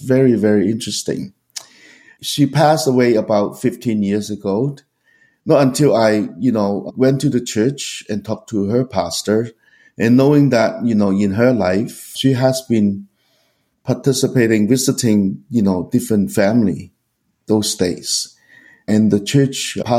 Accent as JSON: {"language": "English", "country": "Hong Kong", "tie": "born or raised there", "also_born_or_lived": "Vancouver", "moved": "yes", "said": "I was growing up in Hong Kong with my parents and three older sisters"}